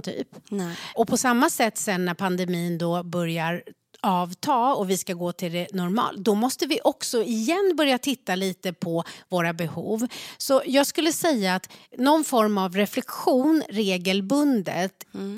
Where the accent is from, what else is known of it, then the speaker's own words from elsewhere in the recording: Sweden; jag blev född i Sverige